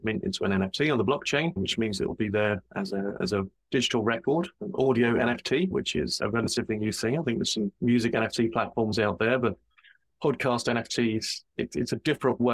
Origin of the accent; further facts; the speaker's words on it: England, United Kingdom; I'm from England, where it's generally pretty cold.